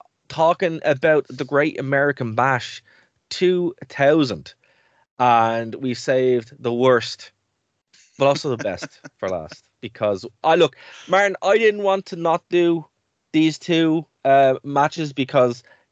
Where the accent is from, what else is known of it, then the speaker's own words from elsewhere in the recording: Ireland; as Irish people